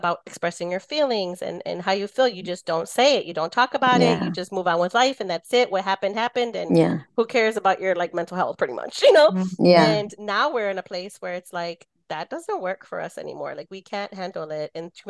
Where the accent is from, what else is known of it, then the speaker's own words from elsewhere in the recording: United States; my father's side is from Jalisco and my mother's side is from Texas. And then I was born here. So I was also first generation to my, to my family.